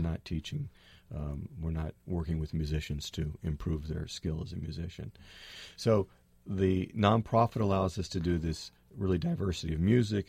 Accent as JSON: {"language": "English", "town": "Berkeley", "region": "California", "country": "United States", "tie": "born or raised there", "moved": "as an adult", "lives_now": "Orinda, United States", "said": "I was born and raised in Berkeley. I grew up on Shattuck Avenue above Live Oak Park, but I live in Orinda"}